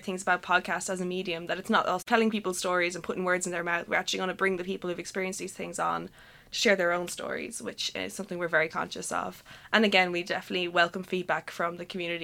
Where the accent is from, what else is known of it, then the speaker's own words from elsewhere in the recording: Limerick, Munster, Ireland; moved away as an adult; now in Dublin, Ireland; I'm from Limerick